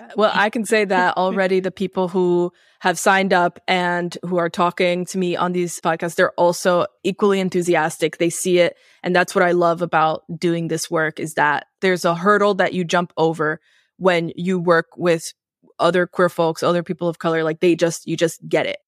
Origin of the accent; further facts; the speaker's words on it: New York City, New York, United States; I grew up in New York City